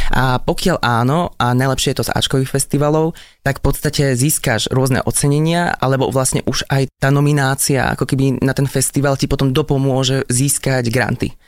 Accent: Kežmarok, Prešov Region, Slovakia; Taktiež som hral v ochotníckom divadle u nás v Kešmarku

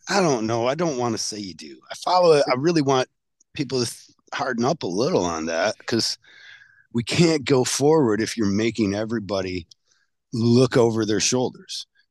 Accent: Michigan, United States; I'm from Michigan

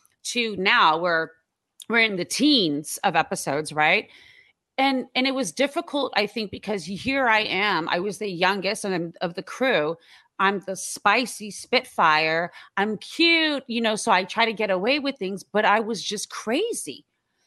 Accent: Iran; moved away; I'm from Iran

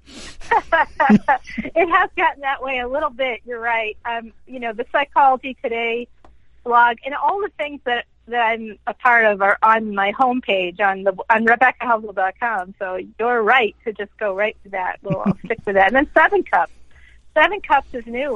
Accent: Boston, Massachusetts, United States; moved away; I don't live in Boston anymore, by the way, but I'm it's my hometown

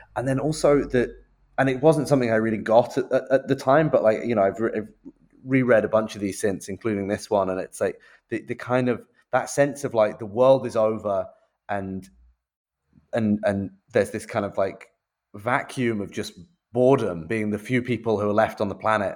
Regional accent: United Kingdom; I'm a Brit

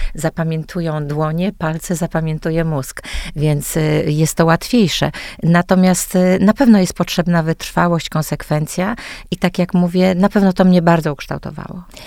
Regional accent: Sopot, Pomeranian Voivodeship, Poland; wyrosłam naprawdę we wspaniałym domu

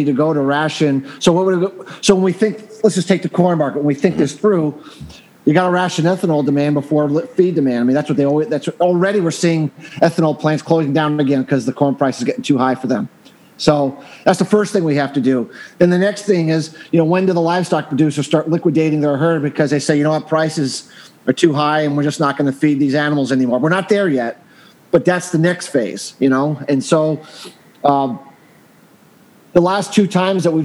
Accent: Northeast, United States; I'm from the Northeast, and we always have that wet snow

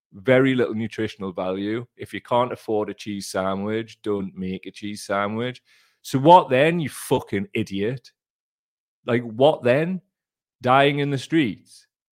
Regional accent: Gateshead, North East England, United Kingdom; I'm from Gateshead. We barely speak English

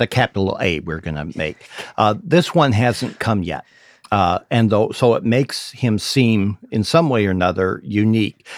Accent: Idaho, United States; I grew up in Idaho

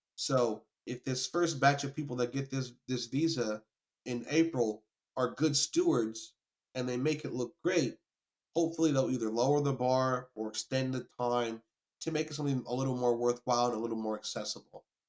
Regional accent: New York, United States; moved away; also born or lived in the South (US); I was born in New York

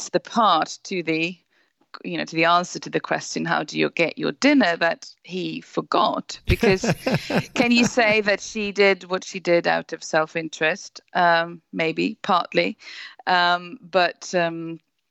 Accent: Sweden; now in England, United Kingdom; I live in England and work from there as a journalist, but I'm originally from Sweden

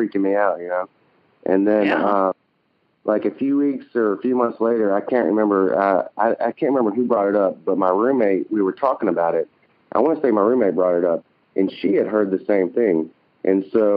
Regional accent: Birmingham, Alabama, United States; also born or lived in London; I am from Birmingham, also a fellow Southerner.

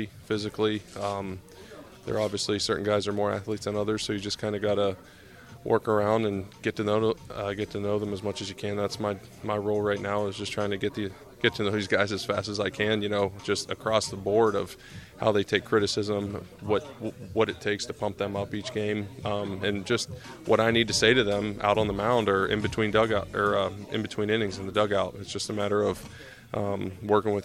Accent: Pennsylvania, United States; I'm from Pennsylvania

